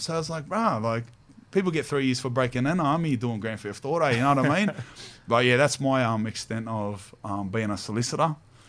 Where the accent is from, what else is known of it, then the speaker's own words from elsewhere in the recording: Australia; I'm like Aussie, Spanish.